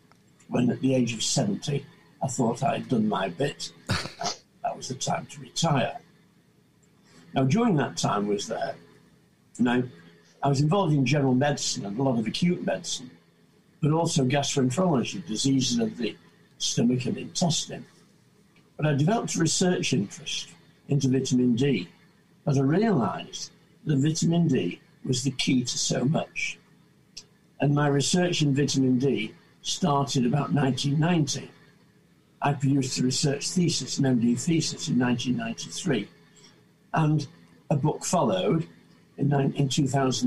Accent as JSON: {"language": "English", "town": "Salford", "region": "North West England", "country": "United Kingdom", "tie": "born or raised there", "also_born_or_lived": "Manchester / Blackburn / Langho, Ribble Valley", "said": "I was born in Salford in 1943"}